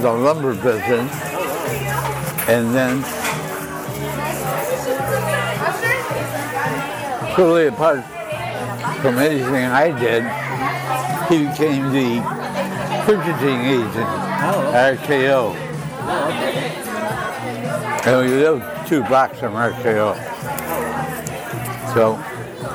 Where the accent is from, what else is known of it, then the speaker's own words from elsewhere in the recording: Los Angeles, California, United States; a young kid growing up in Hollywood, during the Depression and just before World War II